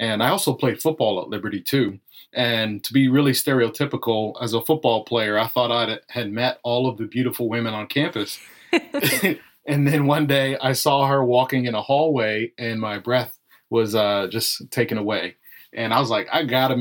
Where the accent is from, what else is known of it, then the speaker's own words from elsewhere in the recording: Virginia Beach, Virginia, United States; also born or lived in Suffolk, Virginia / Chesapeake, Virginia; I was actually born and raised in Suffolk and Virginia Beach and Chesapeake, which are cities that are all within that area